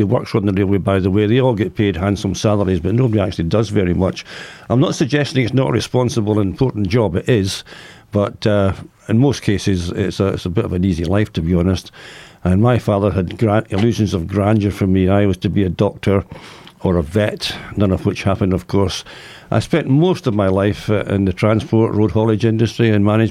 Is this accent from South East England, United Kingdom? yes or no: no; Ayr, Scotland, United Kingdom; also born or lived in Glasgow; my parents moved down to the coastal town of Ayr, which was a much healthier place. And that's where I spent my childhood